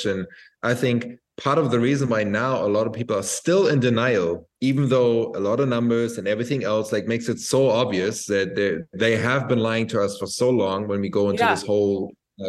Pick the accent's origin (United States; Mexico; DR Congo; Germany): Germany; Berlin; moved away as an adult; now in Bali, Indonesia; I'm from Berlin